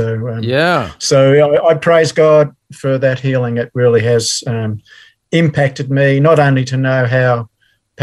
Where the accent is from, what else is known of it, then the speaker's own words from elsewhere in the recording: Melbourne, Victoria, Australia; also born or lived in England; Born and raised in Melbourne. So I've always been a Melbourne person